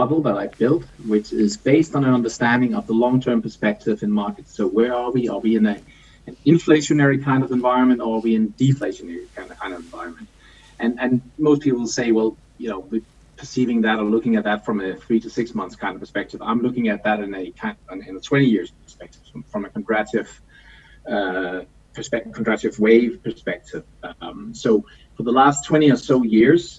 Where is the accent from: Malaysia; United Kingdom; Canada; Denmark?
Denmark; now in Copenhagen, Denmark; I'm from Copenhagen. I'm always from Denmark, but I've lived in Copenhagen for the last 26 or so years